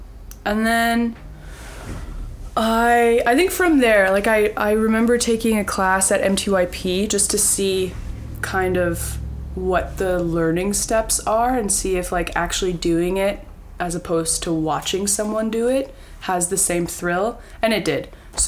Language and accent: English; Winnipeg, Manitoba, Canada; Well, I am from Winnipeg. Jared and I went to high school together, and I'm a theater artist living in West Broadway right now.